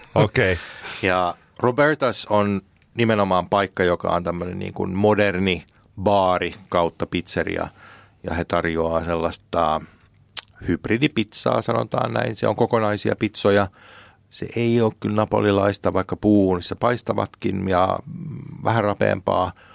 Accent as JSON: {"language": "Finnish", "country": "Finland", "said": "me ollaan Suomesta"}